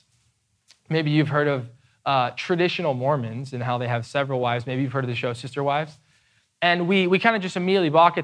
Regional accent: United States; we are American evangelicals

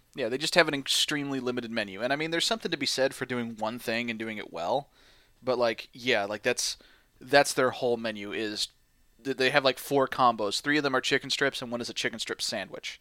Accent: St. Louis, Missouri, United States; I'm from Saint Louis

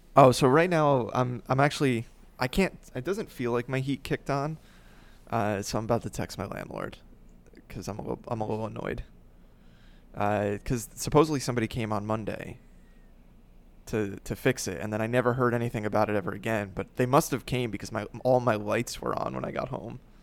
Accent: North Arlington, New Jersey, United States; North Arlington, New Jersey, my hometown

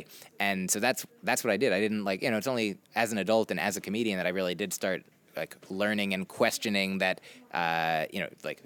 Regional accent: New Jersey, United States; moved away as an adult; also born or lived in Brandeis (Massachusetts); now in New York, United States; I grew up in New Jersey, went to high school there

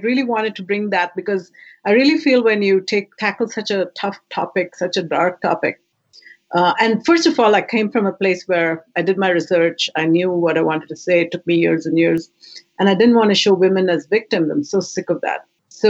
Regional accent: India; moved away as an adult; now in Canada; When I came straight from India, it was the first community I discovered was Hot Docs.

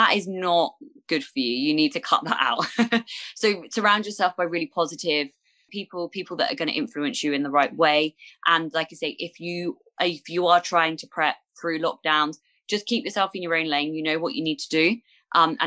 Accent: Bournemouth, South West England, United Kingdom; my hometown of Bournemouth

